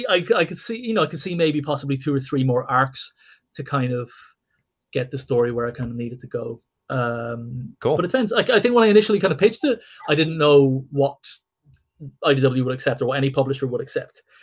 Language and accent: English; Ireland